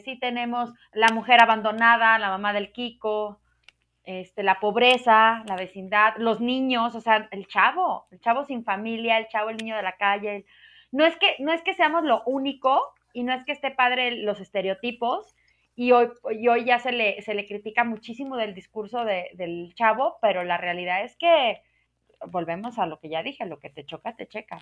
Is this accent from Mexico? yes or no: yes; Mexico; ya soy muy mexicano